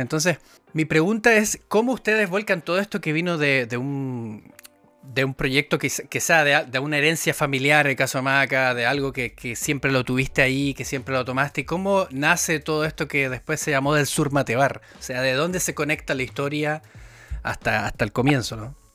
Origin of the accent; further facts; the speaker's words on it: Antofagasta, Chile; moved away as an adult; also born or lived in London; En Antofagasta, que es de donde vengo yo